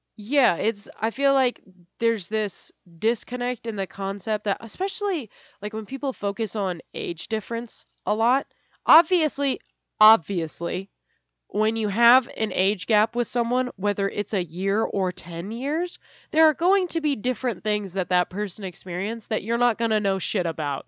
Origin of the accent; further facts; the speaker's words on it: California, United States; I'm from California